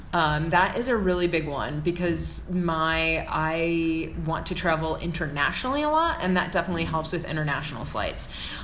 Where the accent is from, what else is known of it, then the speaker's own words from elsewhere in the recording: Chicago, Illinois, United States; now in California, United States; as I grew up in Chicago